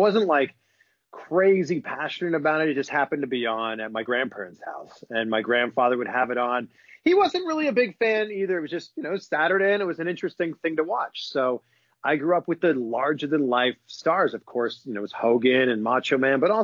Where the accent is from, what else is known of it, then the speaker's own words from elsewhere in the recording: Pickering, Ontario, Canada; moved away as an adult; also born or lived in Vancouver; It's like a half hour train ride from my hometown, which is Pickering.